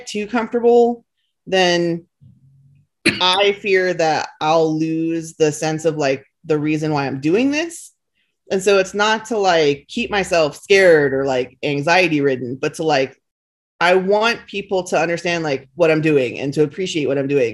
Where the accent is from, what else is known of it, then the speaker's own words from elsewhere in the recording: not far from New York, East Coast, United States; moved away; where I grew up on the East Coast, like was just, you know, not far from New York